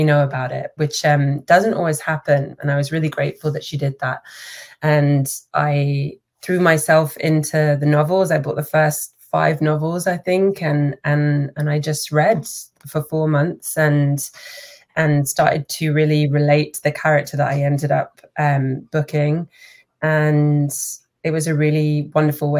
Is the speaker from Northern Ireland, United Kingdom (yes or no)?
no; London, United Kingdom; also born or lived in Manchester; now in Toronto, Canada; I'm originally from the UK. I was born in Manchester, but I grew up in London